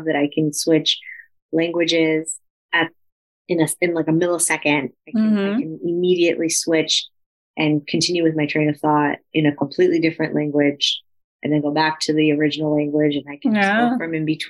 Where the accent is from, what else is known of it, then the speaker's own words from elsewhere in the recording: United States; I was born here. I identify, right? I have my blue passport.